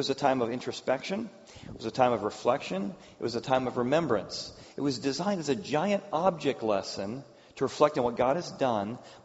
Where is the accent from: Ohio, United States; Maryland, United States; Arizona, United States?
Ohio, United States; Cincinnati; I grew up in Cincinnati